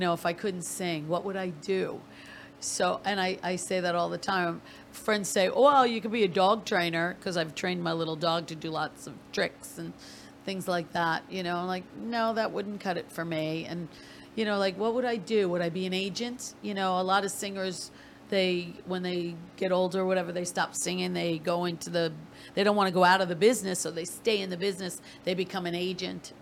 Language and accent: English; Massapequa, New York, United States; on Long Island in my hometown of Massapequa